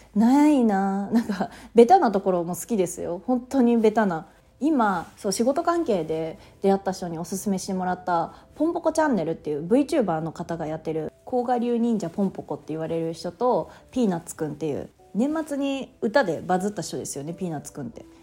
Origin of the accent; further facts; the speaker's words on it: Japan; moved away; 私地方田舎出身なので